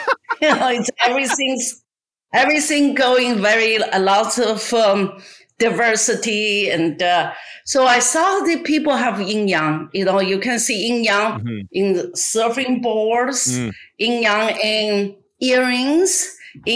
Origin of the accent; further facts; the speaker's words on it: China; English is a second language; moved away as an adult; now in Los Angeles, United States; I born and raised in China